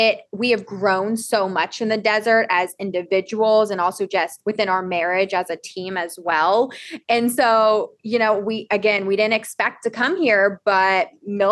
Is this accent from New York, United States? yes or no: no; Southern Virginia, United States; moved away as an adult; now in Twentynine Palms, United States; we're from Southern Virginia